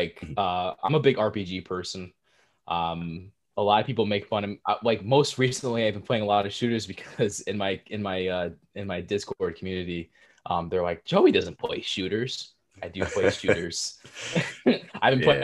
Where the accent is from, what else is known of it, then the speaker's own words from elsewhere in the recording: New Jersey, United States; born and raised in Jersey